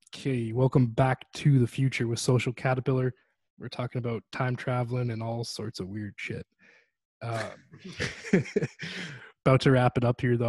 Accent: Canada; As a Canadian

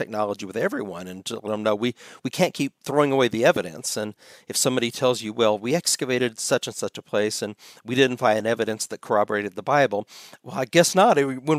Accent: United States; as an American

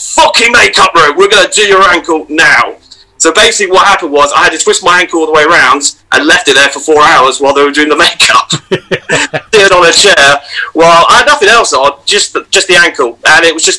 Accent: Essex, East of England, United Kingdom; also born or lived in Scotland / Perth, Australia; I was like about seven or eight at the time. And then we were going to move out. And I said to my mum, where are we going? Oh, we're going to a place called Essex.

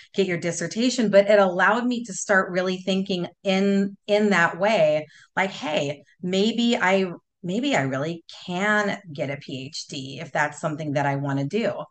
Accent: Southern California, United States; growing up in Southern California, my parents always took us to the beach

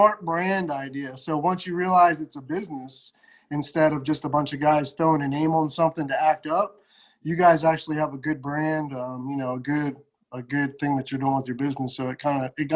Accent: Chesapeake Bay of Maryland, United States; moved away as an adult; also born or lived in Midwest; we were born and raised on the Chesapeake Bay of Maryland

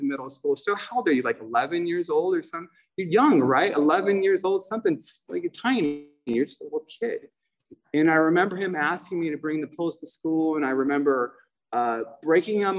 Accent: Los Angeles, California, United States; I grew up in San Pedro, Los Angeles

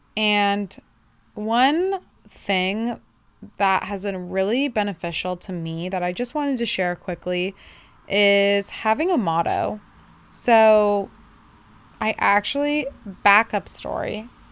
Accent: Bay Area, Northern California, United States; I'm from the Bay Area, Northern California

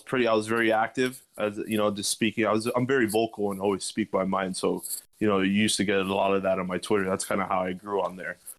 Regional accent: Miami, Florida, United States; born and raised in Miami, Florida as well

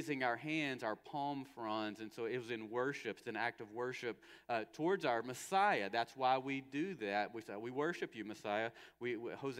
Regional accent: United States; especially as Americans, but as American Christians

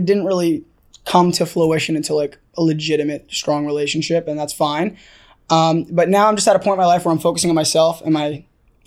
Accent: New York, United States; moved away as an adult; now in Los Angeles, United States; I'm a New York boy, East Coast guy, kind of still newish to the whole LA thing.

